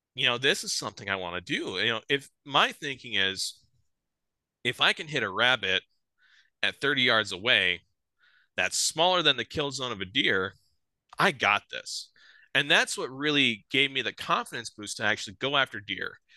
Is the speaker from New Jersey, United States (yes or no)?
no; south of Sioux Falls, South Dakota, United States; I grew up here in South Dakota. I grew up on a farm just south of Sioux Falls here. Um, been born and raised here my whole life